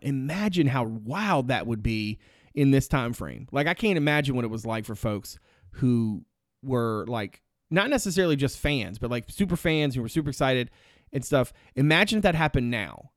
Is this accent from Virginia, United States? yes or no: yes; Greensville County, Virginia, United States; born or raised there